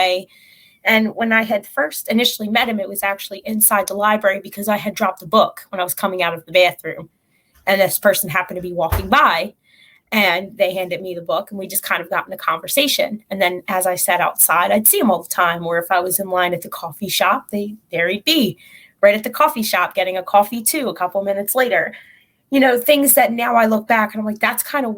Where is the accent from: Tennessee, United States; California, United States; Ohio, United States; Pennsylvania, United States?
Pennsylvania, United States; Philadelphia; moved away; I am from Philly.